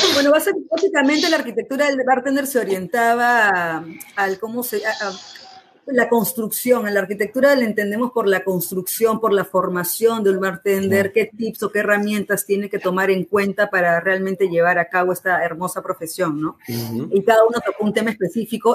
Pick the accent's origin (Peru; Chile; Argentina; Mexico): Peru; Lima; Nosotros somos peruanos, yo particularmente de Lima